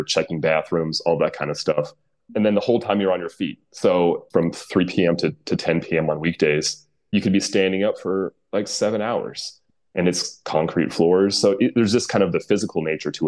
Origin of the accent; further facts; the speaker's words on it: United States; accent: American; my American accent